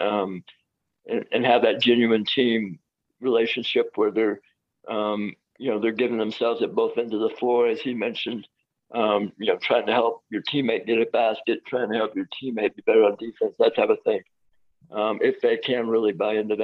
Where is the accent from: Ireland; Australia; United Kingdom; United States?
United States; Indiana; I'm from Indiana.